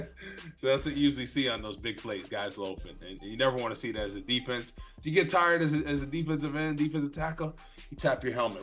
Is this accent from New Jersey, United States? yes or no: yes; New Jersey, United States; I'm from Jersey